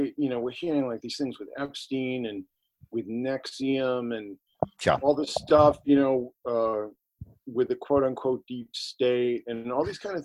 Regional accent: Boston, Massachusetts, United States; we're from Boston and I'm old enough to remember when, like, you know, the Catholic Church was the law

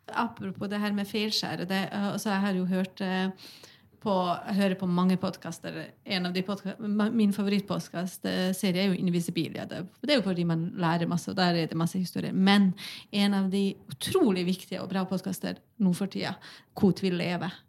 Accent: Bosnia & Herzegovina; now in Norway; jeg kommer jo opprinnelig fra Bosnia

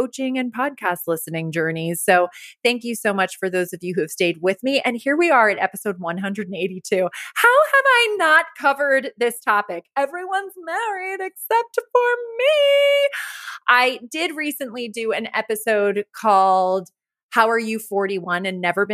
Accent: Rye, New York, United States; moved away as an adult; also born or lived in Los Angeles; Growing up in Rye, where you and I both grew up, it's a very wealthy town

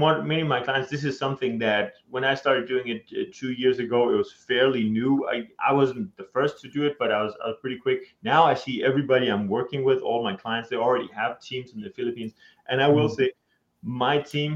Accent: Denmark; moved away as an adult; now in United States; I'm from Denmark.

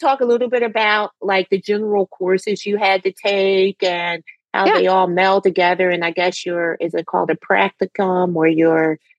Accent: Philadelphia, Pennsylvania, United States; being growing up in the Philadelphia area as well, in the suburbs

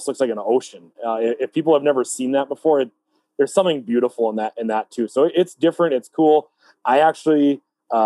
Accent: Fargo, North Dakota, United States; We're all from the Fargo-Moorhead area.

